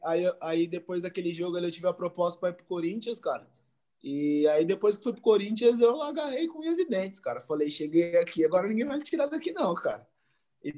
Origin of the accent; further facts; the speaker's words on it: Jandira, São Paulo, Brazil; Voltei para minha cidade, sou de Jandira